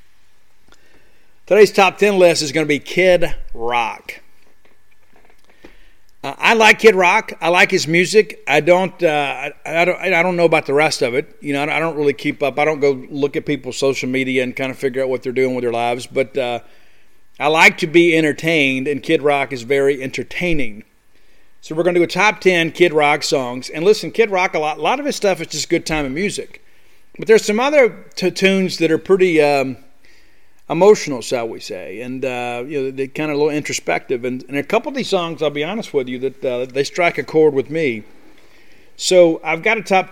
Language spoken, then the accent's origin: English; Columbia, Mississippi, United States; growing up in South Mississippi, and it's Friday nights, you know, kind of riding around. And like in Columbia, a little small town of Columbia